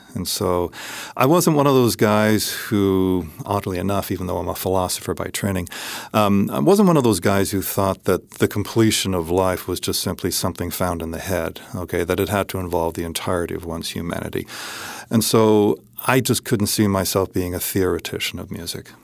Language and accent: English; Hamilton, Ontario, Canada; now in Upstate New York, United States; I grew up just in Hamilton, Ontario